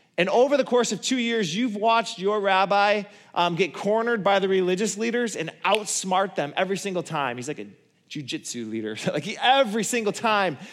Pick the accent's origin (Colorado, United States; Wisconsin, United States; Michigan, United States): Michigan, United States; Borculo; I come from Borgulo.